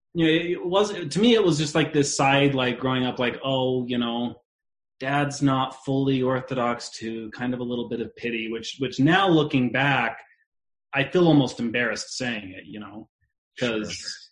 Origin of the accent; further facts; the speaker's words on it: West Jordan, Utah, United States; I actually grew up about 10 minutes or less from here over by the, uh, well, anyways, 10 minutes from where we're living now in West Jordan